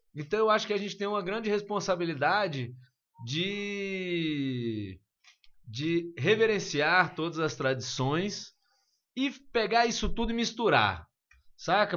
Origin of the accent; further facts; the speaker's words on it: Brasília, Federal District, Brazil; a gente é de Brasília